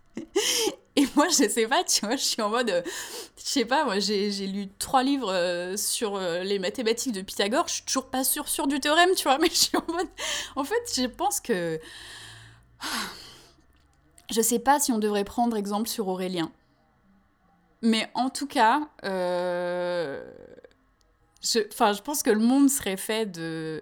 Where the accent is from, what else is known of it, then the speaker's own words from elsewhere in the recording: France; moved away; also born or lived in Canada; nous en tant que Français de France